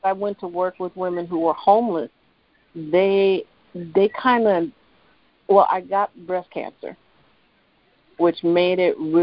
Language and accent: English; Midwest, United States; I'm from Midwest